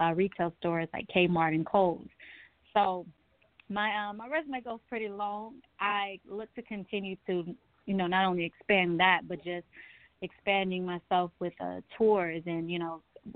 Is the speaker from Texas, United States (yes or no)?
yes; Houston, Texas, United States; also born or lived in Kansas City, Missouri; now in Atlanta, United States; I am from Kansas City, Missouri, but I was raised in Houston and then made my way to Atlanta, Georgia